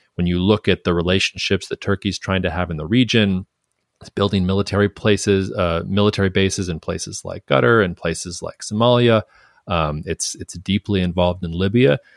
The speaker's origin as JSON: {"language": "English", "country": "United States", "said": "as an American"}